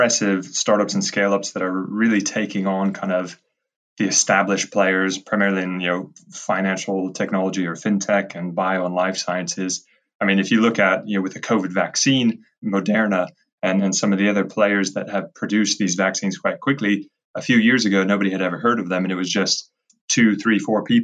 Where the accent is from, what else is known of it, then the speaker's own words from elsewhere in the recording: United States; moved away as an adult; also born or lived in Edinburgh / Cambridge; being American